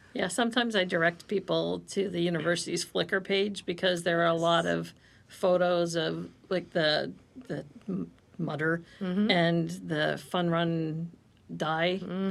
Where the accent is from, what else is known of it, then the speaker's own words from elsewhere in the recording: Ohio, United States; now in Connecticut, United States; I'm from Ohio originally